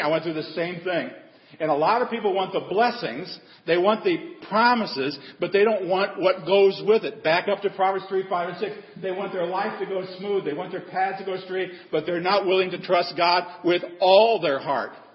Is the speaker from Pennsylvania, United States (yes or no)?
no; Nebraska, United States; now in Texas, United States; I grew up in Nebraska, raised by my grandparents.